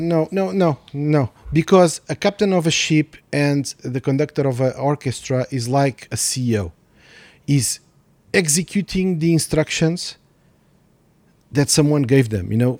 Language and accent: English; Mozambique; moved away; also born or lived in Portugal; I was born in Mozambique